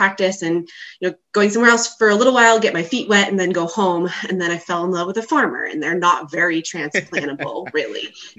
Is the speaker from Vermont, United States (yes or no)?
yes; Vermont, United States; moved away as an adult; also born or lived in Pennsylvania; So I grew up in Vermont, and my dad is a large animal veterinarian with a practice right on the border of Vermont and New York. So I grew up riding in his truck.